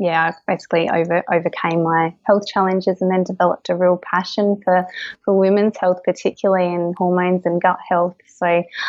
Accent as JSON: {"language": "English", "area": "Kangaroo Island", "region": "South Australia", "country": "Australia", "tie": "born or raised there", "lives_now": "Adelaide, Australia", "said": "I grew up on Kangaroo Island. So I had an amazing childhood, grew up on a cattle farm over there"}